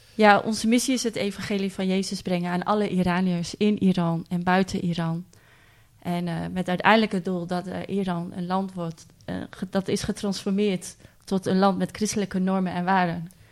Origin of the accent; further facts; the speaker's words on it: Netherlands; wij als Nederlanders